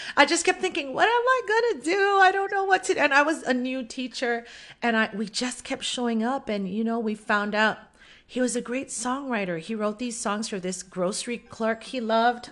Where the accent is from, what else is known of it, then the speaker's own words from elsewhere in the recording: Oahu, Hawaii, United States; also born or lived in Kauai, Hawaii; I was born on Kauai, Kauai. I live on Oahu now, and this is mostly where I grew up.